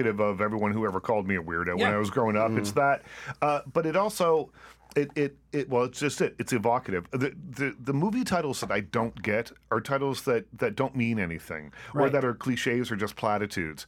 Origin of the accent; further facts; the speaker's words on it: Liverpool, Nova Scotia, Canada; moved away as an adult; I was just in my hometown, Liverpool, Nova Scotia